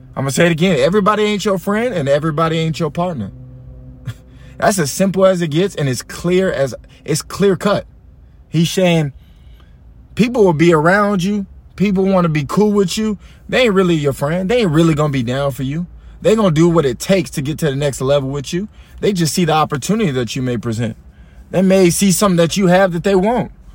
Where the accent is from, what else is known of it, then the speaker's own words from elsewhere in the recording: Allen, Texas, United States; I'm from Allen